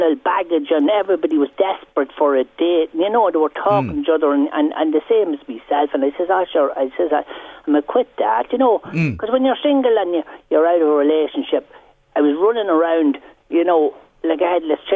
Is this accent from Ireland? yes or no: yes; Carrickmacross, Monaghan, Ulster, Ireland; now in County Meath, Ireland; I come from Carrick myself in Monaghan. Well, I'm living in County Meath now